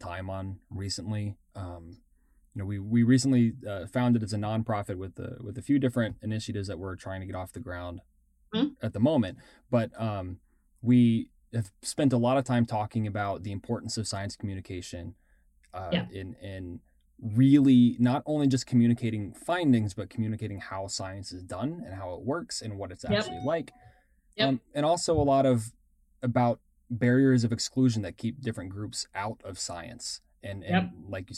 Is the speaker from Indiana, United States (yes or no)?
no; Texas, United States; I grew up in Texas, kind of on the coast